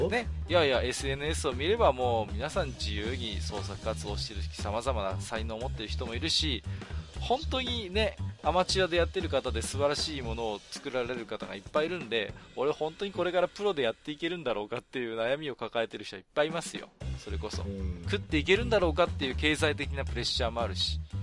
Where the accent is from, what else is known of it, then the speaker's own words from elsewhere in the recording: Iwate, Japan; 僕は岩手の人間なので